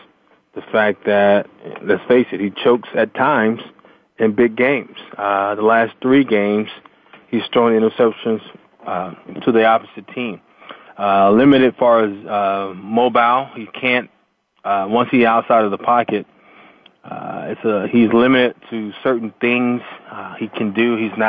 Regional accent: Norfolk, Virginia, United States; moved away; my hometown in Norfolk, Virginia.

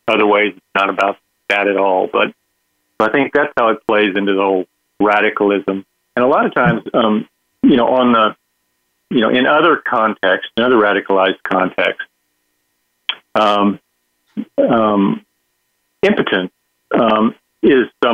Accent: Texas, United States; in the state of Texas, my home state

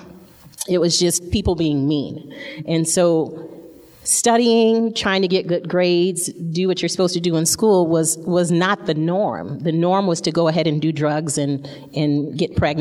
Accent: Flint, Michigan, United States; I grew up, I was born in Flint, Michigan. And that's the place, if you haven't heard, that has the dirty water. And so I grew up in the ghetto

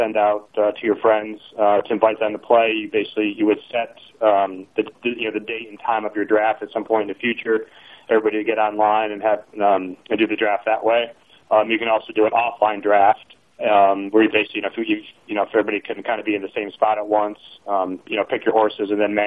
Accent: Binghamton, New York, United States; moved away; also born or lived in Louisville, Kentucky; I grew up in Binghamton, New York

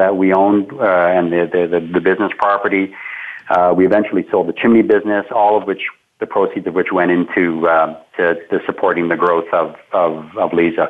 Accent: Canada; being a Canadian entrepreneur

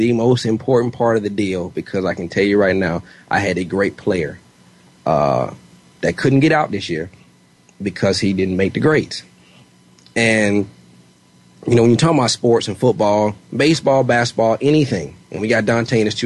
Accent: Georgia, United States; I'm from Georgia

